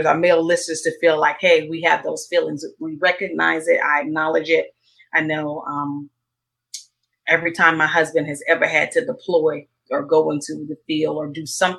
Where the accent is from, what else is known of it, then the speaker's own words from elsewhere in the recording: Mississippi, United States; I grew up in Mississippi in a small town.